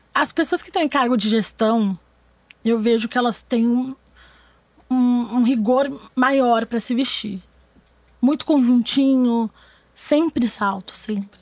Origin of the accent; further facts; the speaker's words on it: São Paulo, Brazil; moved away as an adult; now in Rio de Janeiro, Brazil; eu tenho 23 anos, eu sou de São Paulo, vim para o Rio para fazer faculdade pública